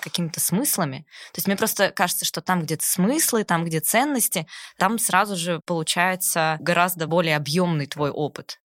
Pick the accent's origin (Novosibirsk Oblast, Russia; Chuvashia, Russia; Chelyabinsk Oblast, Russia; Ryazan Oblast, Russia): Novosibirsk Oblast, Russia; Novosibirsk; moved away; Я из Новосибирска, ну, вообще. Ага. Э, гордый сибиряк